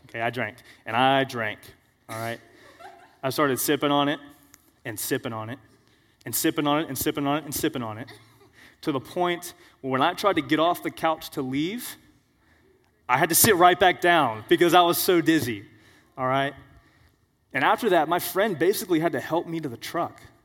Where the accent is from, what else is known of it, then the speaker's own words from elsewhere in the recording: Florida, United States; We're all from Florida here